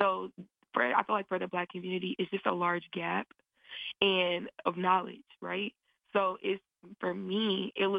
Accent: the South, United States; I'm from the South

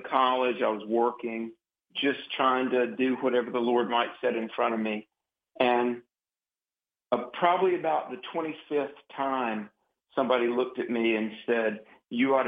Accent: Greensboro, North Carolina, United States; my hometown of Greensboro, North Carolina

